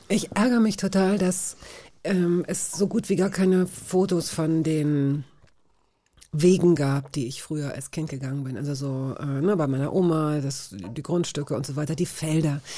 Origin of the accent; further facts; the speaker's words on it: Hanover, Lower Saxony, Germany; als Niedersächsin, so weißt du, als Hannoveranerin.